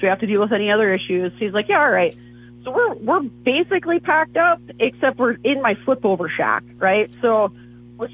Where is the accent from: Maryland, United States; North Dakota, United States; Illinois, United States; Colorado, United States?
North Dakota, United States; also born or lived in Minnesota; I'm from North Dakota. I grew up there